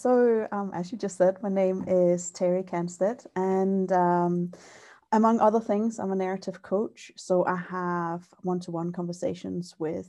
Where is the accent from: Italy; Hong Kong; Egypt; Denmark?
Denmark; now in Scotland, United Kingdom; Yeah, so I grew up in Denmark, and when I was about 8, I changed schools.